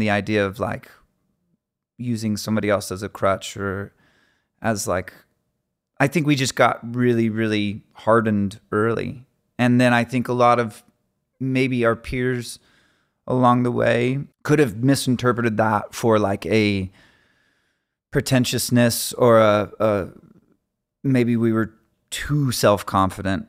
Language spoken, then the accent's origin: English; Phoenix, Arizona, United States; we're from Phoenix, Arizona